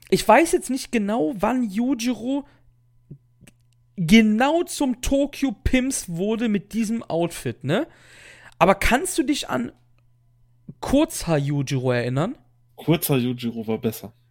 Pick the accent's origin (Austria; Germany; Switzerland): Germany; Cologne, North Rhine-Westphalia; Ich als Kölner tue mir übrigens sehr schwer, Kirche zu sagen. Ich kann, ich sage mal Kirche, so wie die Frucht. Ist halt so ein Dialektding.